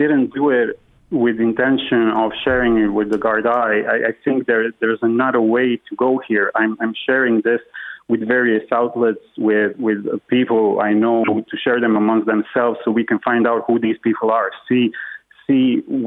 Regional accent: Germany; also born or lived in Croatia; now in Ireland; I grew up in Germany

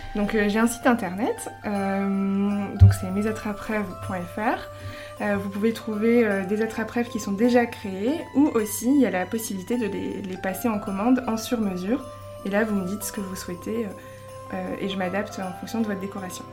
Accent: Lille, Hauts-de-France, France; une créatrice lilloise

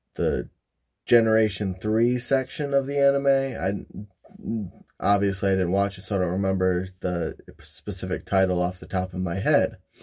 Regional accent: Michigan, United States; moved away as an adult; now in Ohio, United States; I live in Ohio, originally from Michigan. moved all around the state of Michigan

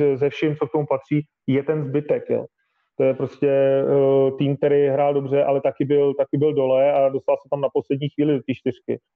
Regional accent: Prague, Czechia; jsem Pražák

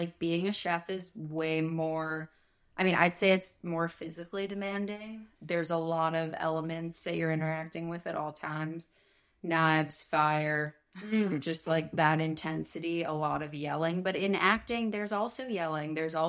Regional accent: Chicago, Illinois, United States; accent: Chicago; learned how to get rid of my Chicago accent and conduct myself on camera.

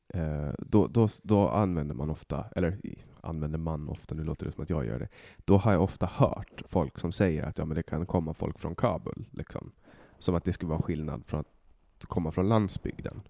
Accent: Åland Islands; moved away as an adult; now in Stockholm, Sweden; jag kommer från Åland

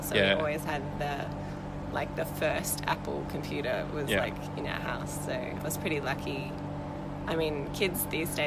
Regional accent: Townsville, Queensland, Australia; moved away as an adult; now in Brisbane, Australia; I'm originally from Townsville, moved to Brisbane a few years ago, about seven now actually

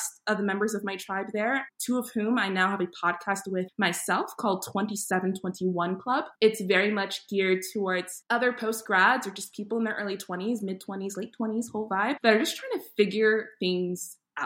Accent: New York City, New York, United States; also born or lived in Saint Martin; now in Rhode Island, United States; I grew up in Queens, New York

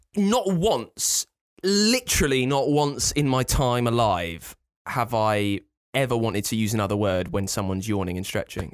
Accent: near Thorpe Park, South East England, United Kingdom; I grew up near Thorpe Park

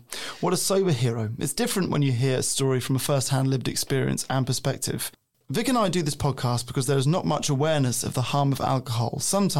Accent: Ireland; I'm Irish.

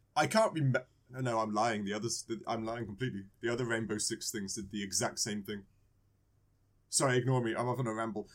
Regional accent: England, United Kingdom; I was born in England.

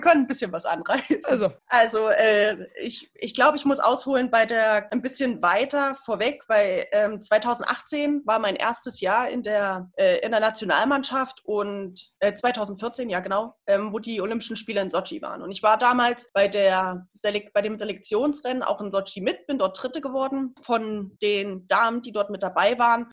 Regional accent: Ilmenau, Thuringia, Germany; in meiner Heimatstadt in Immenau

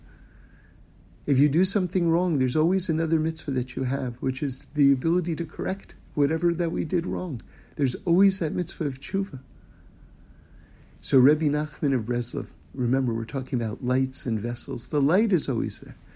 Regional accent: New York City, New York, United States; born or raised there; moved away

